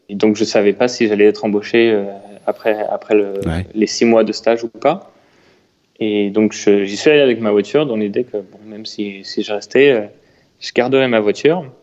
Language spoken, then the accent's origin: French; Chartres, Centre-Val de Loire, France; À Chartres. Donc j'avais la chance d'avoir un vélo et de pouvoir aller faire des balades en vélo avec des amis.